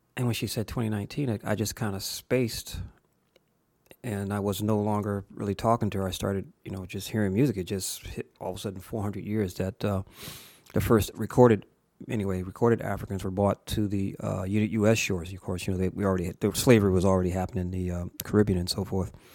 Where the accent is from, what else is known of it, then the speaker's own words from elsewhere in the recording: Springfield, United States; also born or lived in Savannah, Georgia / Plattsburgh, New York; I was raised mostly in Springfield, I was born in the segregated South in Georgia and spent the first ten years of my life in the segregated South